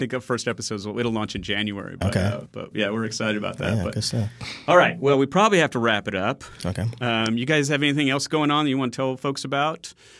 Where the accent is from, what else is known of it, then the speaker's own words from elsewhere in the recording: Birmingham, Alabama, United States; So born and raised in Birmingham, although my parents were both immigrants from another country. So little Arab kid growing up in Birmingham was weird. In the 70s.